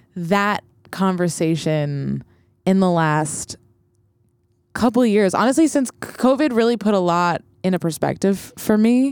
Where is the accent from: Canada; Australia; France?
Canada; Montreal, Quebec; moved away as an adult; also born or lived in Vancouver / North Shore, British Columbia; now in New York, United States; I was born in Montreal and then moved to Vancouver when I was eight, but moved back to Montreal when I was seventeen.